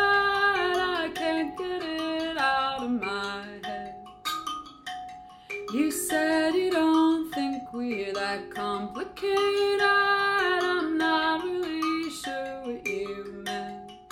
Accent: New Jersey, United States; New Jersey.

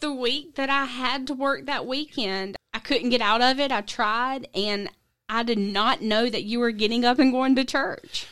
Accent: South Georgia, United States; I grew up in South Georgia area

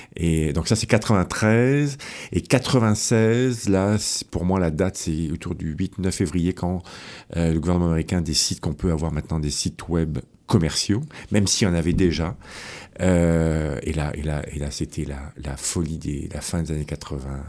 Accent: France; moved away as an adult; also born or lived in Rennes, France; now in Quebec, Canada; Je venais de France, donc j'ai fait mon, ma maîtrise à, Rennes, à l'Université de Rennes, en Bretagne.

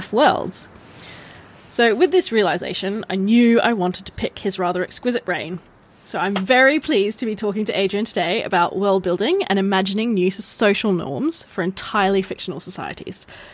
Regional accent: Australia; I'm Australian

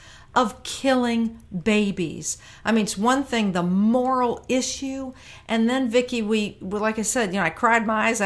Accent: Virginia, United States; Virginia, my home state

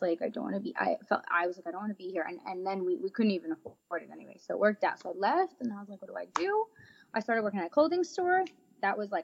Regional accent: New Jersey, United States; I'm from Jersey my whole life

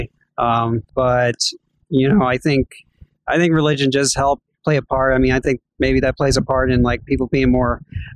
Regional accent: Georgia, United States; also born or lived in New Jersey; I was born in New Jersey, and I was 3 months old, and then right away we went down to Georgia, and I've been here ever since.

